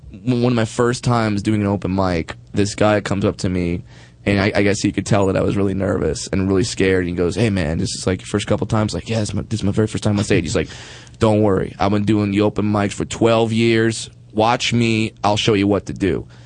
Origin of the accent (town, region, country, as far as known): Midwest, United States; moved away